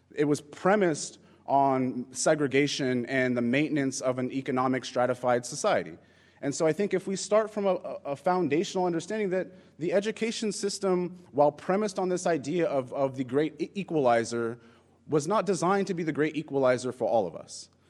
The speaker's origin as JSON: {"language": "English", "town": "Inglewood", "region": "California", "country": "United States", "tie": "born or raised there", "moved": "yes", "lives_now": "New York City, United States", "said": "I grew up in Los Angeles. Um, I grew up in a community called Inglewood."}